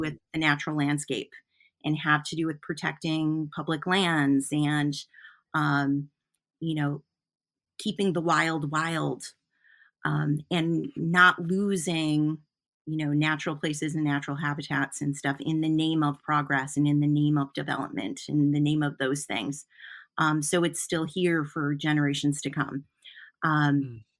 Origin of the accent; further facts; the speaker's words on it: Flint, Michigan, United States; now in Newport, Vermont, United States; I grew up in Flint, Michigan